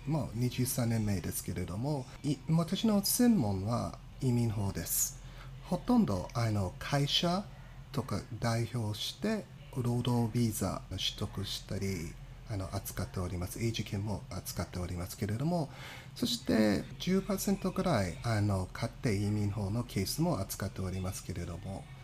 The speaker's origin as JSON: {"language": "Japanese", "town": "Detroit", "region": "Michigan", "country": "United States", "tie": "born or raised there", "also_born_or_lived": "Japan", "second_language": "Japanese", "said": "私は米国アメリカで生まれて、あの、ミシガン州、近くの近いのミシガン州の五大湖の州で、デトロイトで生まれ、ずっともう高校生までミシガンまあ、勉強して大学はミシケン大学大きいの有名な大学でそこで勉強してその後で2年あの日本に住んでロースクールに行って弁護士になりました"}